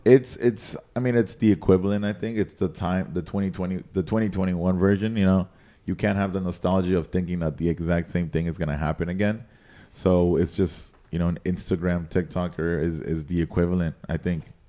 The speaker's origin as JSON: {"language": "English", "country": "Nicaragua", "tie": "born or raised there", "also_born_or_lived": "San Antonio, Texas", "moved": "as an adult", "lives_now": "Miami, United States", "said": "I was raised by my mom in Nicaragua, and my dad lived here. So growing up, I spent most of my time in Nicaragua"}